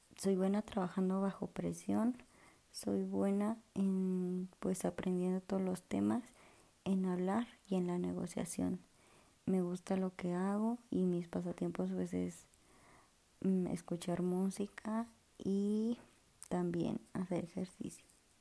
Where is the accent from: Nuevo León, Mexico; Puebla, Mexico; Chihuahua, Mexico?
Puebla, Mexico; soy de Puebla